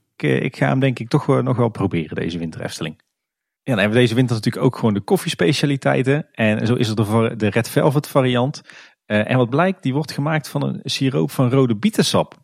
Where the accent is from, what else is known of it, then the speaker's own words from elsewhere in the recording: Kaatsheuvel, North Brabant, Netherlands; we komen zelf allebei uit Kaatsheuvel